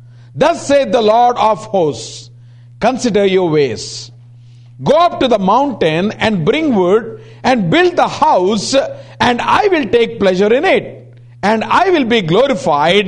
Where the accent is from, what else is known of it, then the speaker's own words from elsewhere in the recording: India; we come from IST